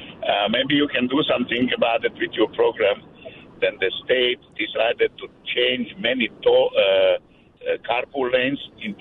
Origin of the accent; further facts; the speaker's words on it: Slovakia; English is a second language; moved away; From your favorite country you never visited, Slovakia.